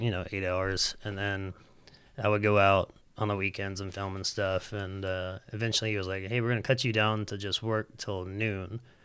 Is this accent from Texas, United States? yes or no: no; Huntsville, Alabama, United States; the whole time I grew up in Huntsville